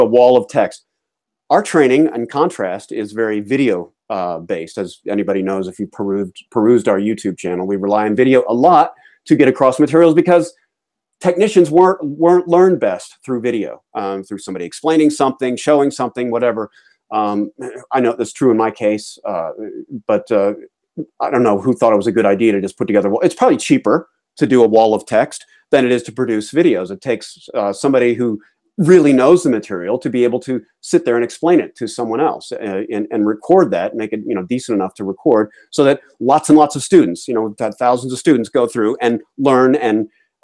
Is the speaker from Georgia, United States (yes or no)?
yes; Atlanta, Georgia, United States; now in New England, United States; I am a crusty New Englander, even though I was raised in Atlanta